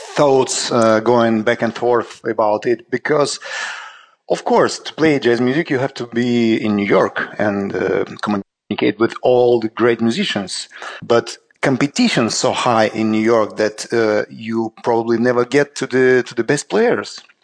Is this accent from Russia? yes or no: yes; Saint Petersburg, Russia; we just launched a uh, new just record label in Saint Petersburg, in my hometown